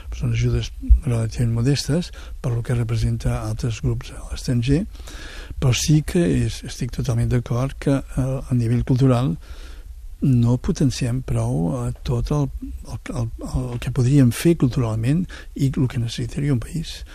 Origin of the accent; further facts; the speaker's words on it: Catalonia, Spain; tots tots som catalans